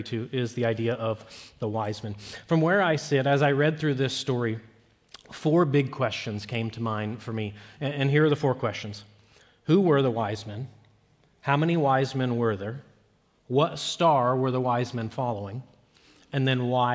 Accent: Peoria, Illinois, United States; I was born in January of 1985 or 84 in Peoria, Illinois

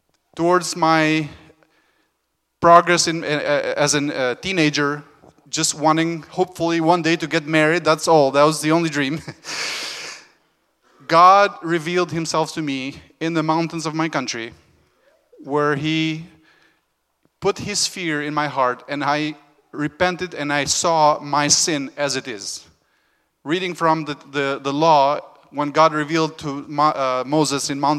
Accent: Albania; moved away; I was born in Albania, where we were just north of Greece.

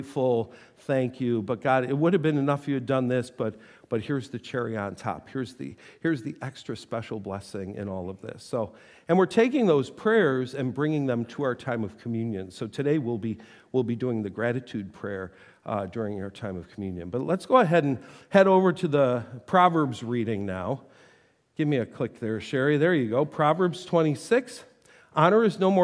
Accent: Buffalo, New York, United States; moved away; I grew up in Buffalo.

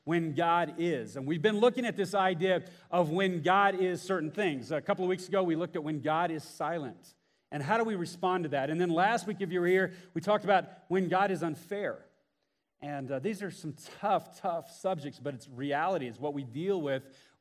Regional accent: Houston, Texas, United States; I grew up in Houston, Texas

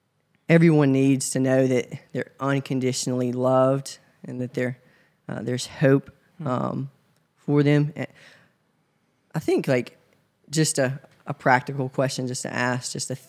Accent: Covington, Tennessee, United States; now in Memphis, United States; So I'm originally from Covington, Tennessee. It's about an hour away from Memphis. Grew up there in a small town with my great-grandparents

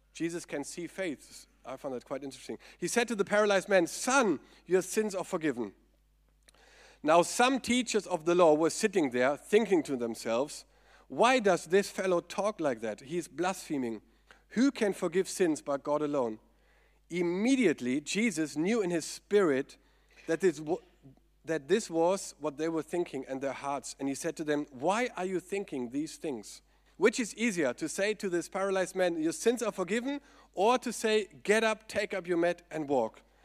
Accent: Germany; accent: German; English is a second language

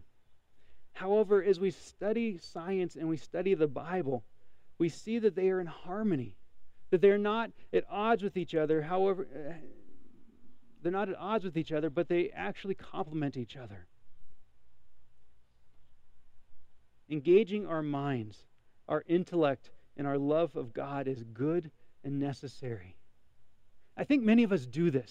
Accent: Montana, United States; a young man growing up in Montana

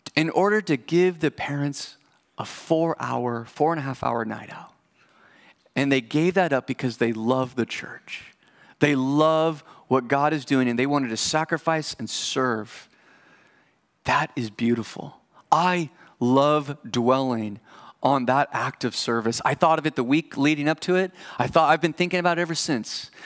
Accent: United States; as an American

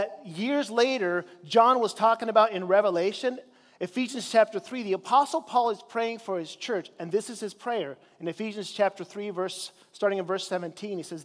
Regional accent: Chile; now in United States; I grew up in Chile in South America

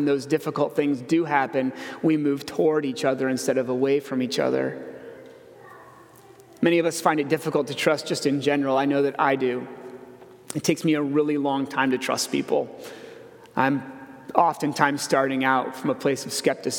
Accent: Iowa, United States; I grew up in Iowa

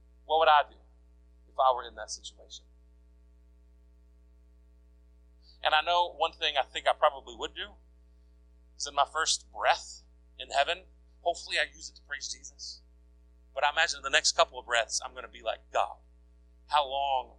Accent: United States; as an American

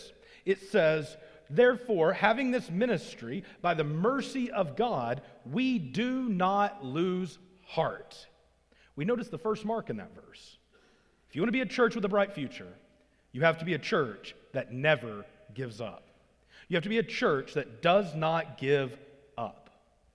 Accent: Arkansas, United States; moved away; I grew up in Arkansas, as I said, and as I grew up in Arkansas

